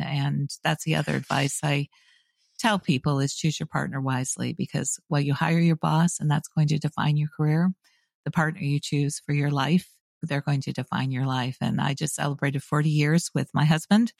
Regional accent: Canada; moved away as an adult; also born or lived in University of Waterloo, Canada; now in United States; I'm a Canadian by birth. I've lived now in the U S for just over twenty-five years.

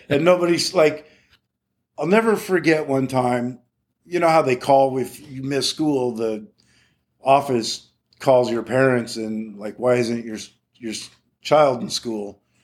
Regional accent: Morro Bay, California, United States; growing up in Morro Bay was, uh, wow, it was magical

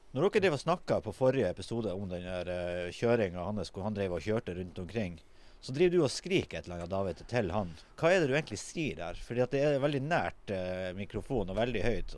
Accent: Tromsø, Troms, Norway; jeg er jo fra Kvaløya, ikke sant. Og jeg er jo jeg vokste jo opp

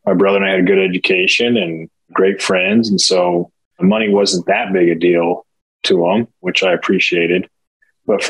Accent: Nebraska, United States; now in Kansas City, United States; I grew up in Nebraska between Lincoln and Omaha

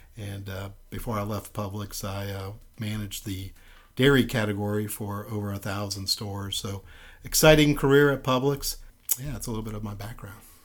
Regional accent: Miami, Florida, United States; I'm originally from Miami, Florida

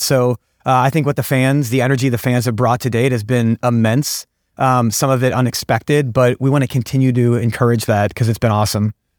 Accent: St. Louis, Missouri, United States; I'm born and raised in Saint Louis

